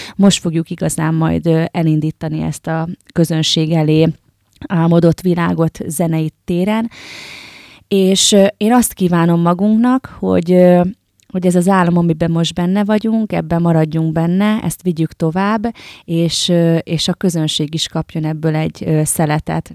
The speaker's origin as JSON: {"language": "Hungarian", "town": "Győr", "region": "Győr-Moson-Sopron", "country": "Hungary", "tie": "born or raised there", "said": "Győr Szent Ivánon, Győrhöz tartozik, de számomra még mindig egy kis falu. Nőttem fel, ide is költöztem vissza"}